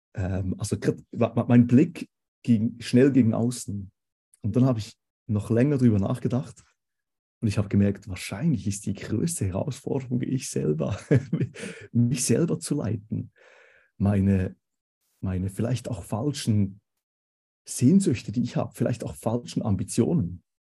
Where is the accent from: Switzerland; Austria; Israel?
Switzerland; accent: Swiss; moved away as an adult; now in Konstanz, Germany; Vielleicht könnt ihr es hören ähm, vom Dialekt her. Ich bin Schweizer ursprünglich.